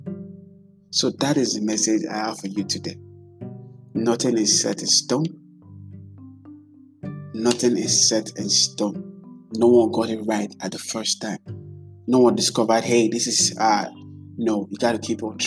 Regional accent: Nigeria; as a Nigerian

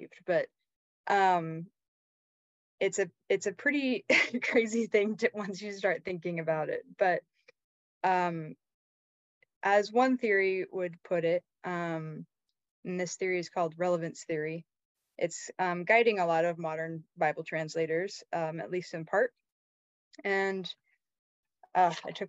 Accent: Bellingham, Washington, United States; moved away as an adult; I grew up in Bellingham, Washington, up in the very northwest corner of the states

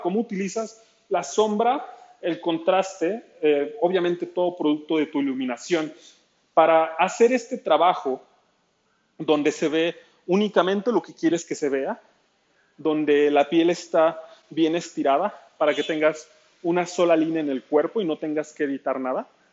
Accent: Nezahualcóyotl, State of Mexico, Mexico; Soy del Estado de México, al oriente de la Ciudad de, México, en Ciudad Nezahualcóyotl.

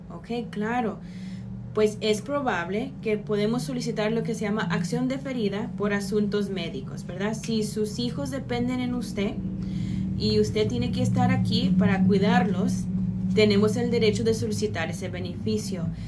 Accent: Mexico; soy, soy latina y soy mexicana

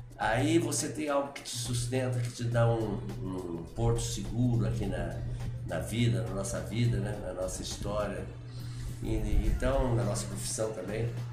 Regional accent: Varginha, Minas Gerais, Brazil; also born or lived in Três Pontas; eu nasci em Três Pontas e fui criado em Varginha

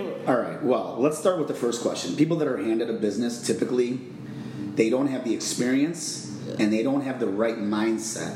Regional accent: Chicago, Illinois, United States; moved away as an adult; now in Phoenix, United States; I'm originally from Chicago, Illinois. Uh, I moved out to the Phoenix area almost two years ago

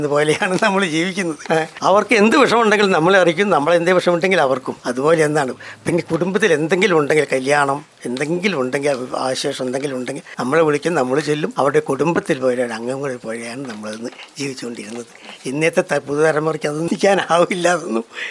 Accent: Kozhikode, Kerala, India; moved away as an adult; also born or lived in Wayanad; now in Mananthavady, India; ഞാനും സ്ഥിരമായിട്ട് വയനാട്ടുകാരനല്ല കോഴിക്കോട്ടുകാരനാണ്

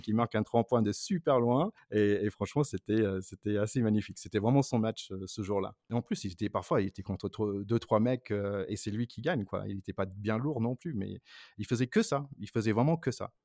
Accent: North Carolina, United States; French is a second language; moved away; je suis des Carolines du Nord

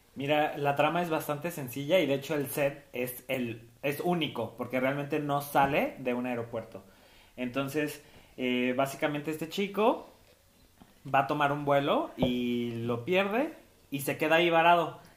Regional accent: Tepatitlán, Jalisco, Mexico; mi pueblo de Tepa

